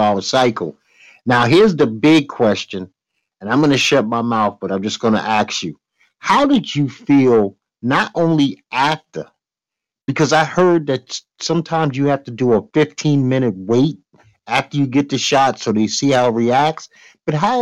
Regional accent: New York, United States; I'm a New Yorker.

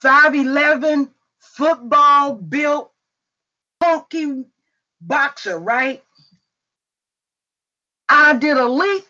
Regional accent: Indianapolis, Indiana, United States; I grew up in Hallville

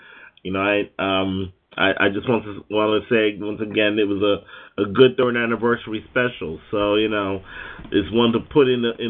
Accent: Littleton, Pennsylvania, United States; now in New York, United States; I'm from Littleton, Pennsylvania.

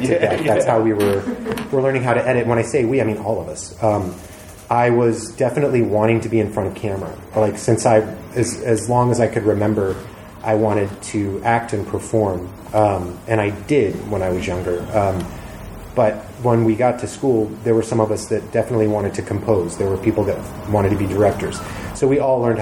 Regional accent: Georgia, United States; moved away as an adult; also born or lived in Atlanta; I grew up in Georgia, my dad's a Marine, I fired a lot of guns

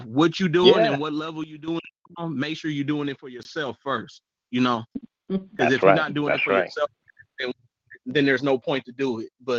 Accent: West Coast, United States; I'm from the West Coast, you know, and I rock all of Cali dang near any time of day.

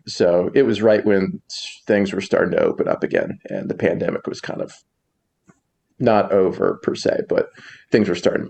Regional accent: Iowa, United States; moved away as an adult; now in Chicago, United States; I'm not from the area. I'm from Iowa, which is neighboring to Chicago. But yeah, about 5 or 6 years ago, I moved to Chicago

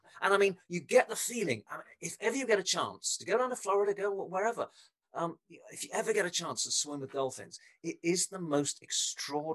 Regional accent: England, United Kingdom; moved away; I come from England originally, so you can probably tell it from my accent.

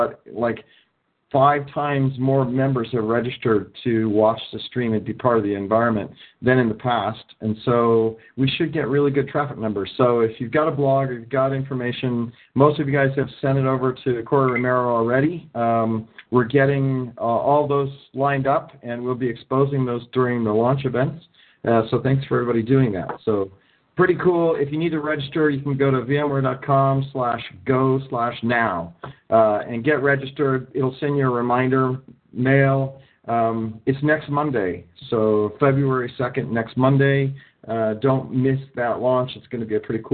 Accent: Ohio, United States; now in California, United States; I'm from Ohio. I grew up in Ohio, moved to California.

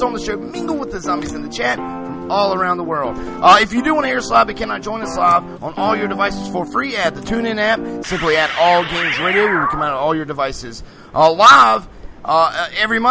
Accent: United States; as an American

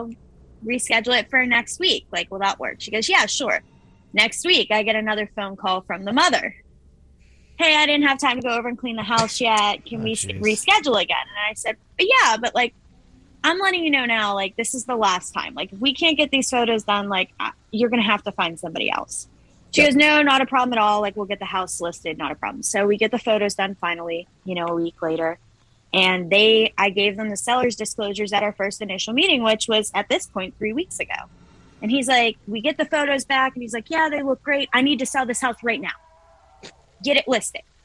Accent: Elizabeth, Colorado, United States; I grew up out there. So that's kind of my hometown area

